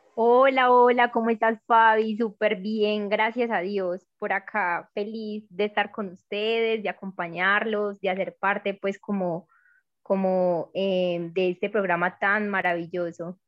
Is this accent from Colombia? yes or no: yes; Medellín, Antioquia, Colombia; soy de Medellín. Creo que eh, de pronto se, me siente un poquito en el acento